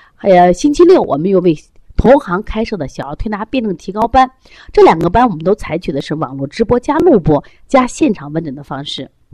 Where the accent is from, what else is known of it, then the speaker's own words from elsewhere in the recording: China; 我中国人